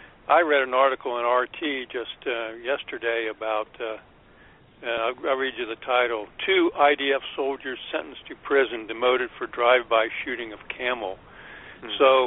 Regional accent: Washington, United States; You know, I grew up around Washington. I'm a little bit older than you guys, and I would watch the news

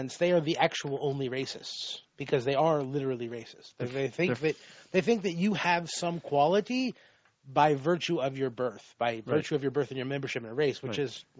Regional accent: Florida, United States; like, I grew up in Florida, and in Central Florida, it's you know, on the coastline, it's all sort of like yuppies and snowbirds.

